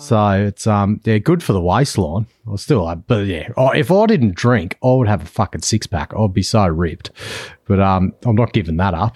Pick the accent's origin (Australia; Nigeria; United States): Australia; New South Wales; now in Western Australia, Australia; I'm based in W A, but I'm actually from New South Wales originally